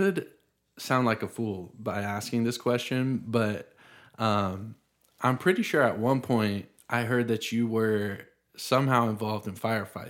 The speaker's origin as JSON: {"language": "English", "region": "the South", "country": "United States", "tie": "born or raised there", "said": "sometimes I'm glad that I grew up in the South, but I also think that I probably don't appreciate the people here as much as maybe someone like you does"}